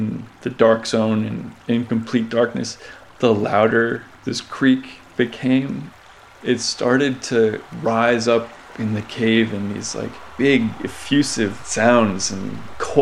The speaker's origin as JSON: {"language": "English", "town": "Providence", "region": "Rhode Island", "country": "United States", "tie": "born or raised there", "said": "I grew up in Providence, Rhode Island, and the summer I turned 16, I discovered an abandoned train tunnel that ran almost directly beneath my house."}